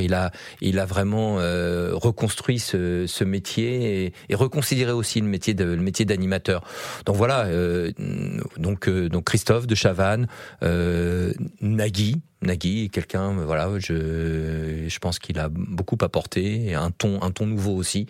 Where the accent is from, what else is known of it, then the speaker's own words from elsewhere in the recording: Yvelines, Île-de-France, France; dans les Yvelines, là où j'ai grandi.